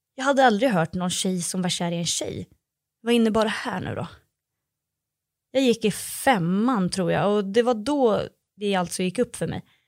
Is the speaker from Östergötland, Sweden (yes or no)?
no; Örebro, Örebro County, Sweden; now in Stockholm, Sweden; jag bor i Stockholm, men jag växte upp i Örebro